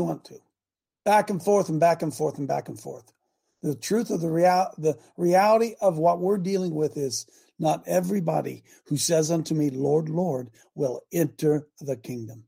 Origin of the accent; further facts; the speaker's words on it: United States; I'm an American Christian